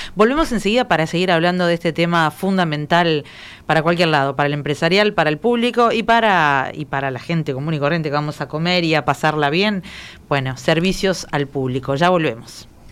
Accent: Maldonado, Uruguay; yo soy de Maldonado

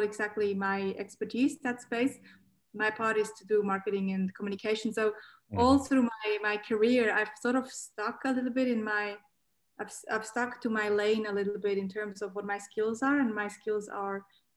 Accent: Switzerland; accent: Swiss Aussie; moved away as an adult; also born or lived in Geneva; now in Australia; I grew up in Switzerland. I have to mention that for people that think that I have an accent, because I do.

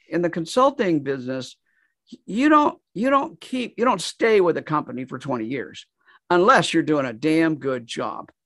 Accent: Kansas, United States; moved away as an adult; also born or lived in Nashville, Tennessee; moved back to, to my home state of Kansas, and I've been there here ever since

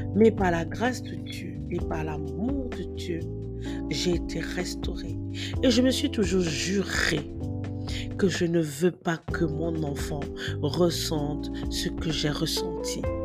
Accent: Cameroon; chez nous au Cameroun

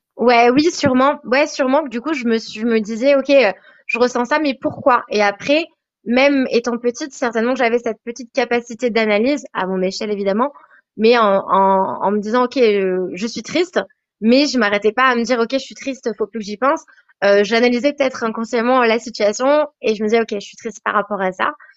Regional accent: Savoie, Auvergne-Rhône-Alpes, France; now in Queenstown, New Zealand; Je viens de la Savoie, donc euh, dans les Alpes, près de la Suisse, donc en France

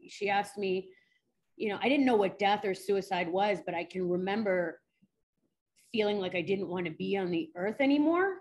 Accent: New York City, New York, United States; I grew up in New York City

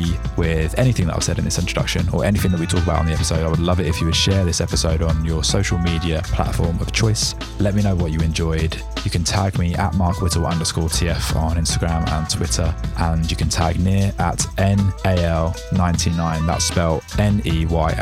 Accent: England, United Kingdom; as an English tourist

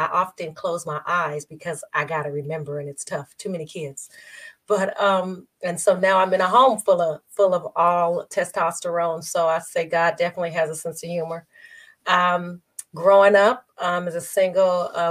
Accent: Las Vegas, Nevada, United States; born and raised in Las Vegas, Nevada

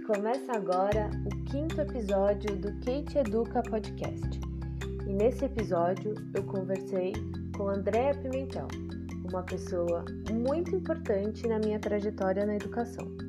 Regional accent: São Paulo, Brazil; eu também sou de São Paulo

